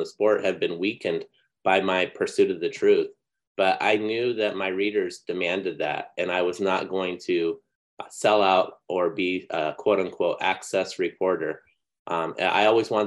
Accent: Phoenix, Arizona, United States; moved away; also born or lived in Orange County, California; grew up in Phoenix, basically in grade school, reading Norm Frontheim. Mm-hmm. And then I moved to Orange County

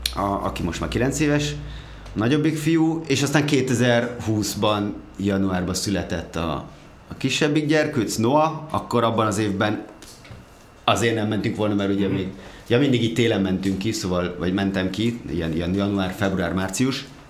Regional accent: Gödöllő, Pest, Hungary; moved away as an adult; also born or lived in Budapest; egy Gödölön nőttem fel, Budapestre költöztem

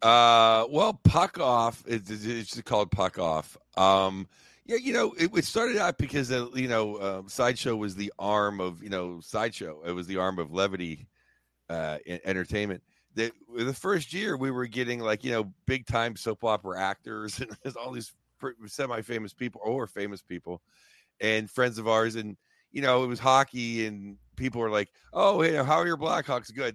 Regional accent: Pittsburgh, Pennsylvania, United States; I grew up in Pittsburgh, Pennsylvania

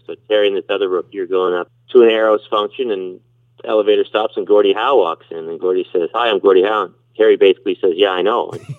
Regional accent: Nova Scotia, Canada; You know, I'm from Nova Scotia.

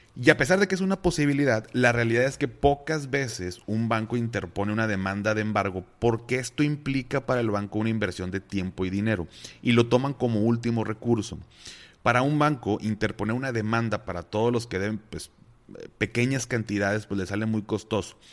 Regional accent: Mexico; mis papás pues, pasaron por una situación fuerte, así como muchos mexicanos

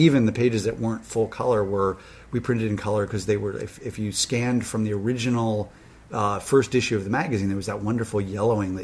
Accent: Cleveland, Ohio, United States; moved away; also born or lived in New York; I grew up in Cleveland

